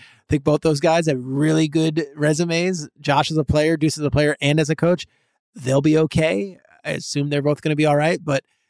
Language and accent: English; New Jersey, United States; So, you know, New Jersey, I grew up in Jersey.